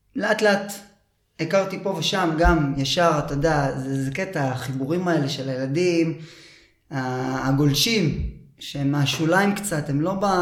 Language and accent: Hebrew; Holon, Tel Aviv District, Israel; moved away as an adult; also born or lived in Herzliya; גדלתי בחולון, אה, עד כיתה ו'. כיתה ו' הגעתי להרצליה